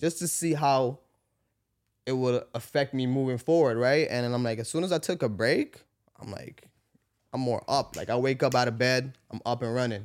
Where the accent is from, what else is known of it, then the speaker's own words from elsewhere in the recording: Canada; I'm from Canada